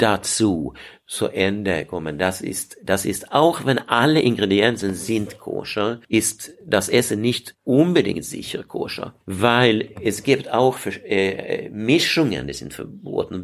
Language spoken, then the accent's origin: German; Sweden; German is a second language; now in Heidelberg, Germany; ich komme aus Schweden